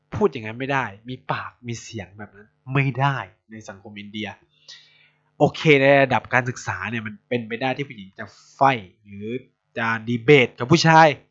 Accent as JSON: {"language": "Thai", "country": "Thailand", "said": "เราเกิดที่เมืองไทย"}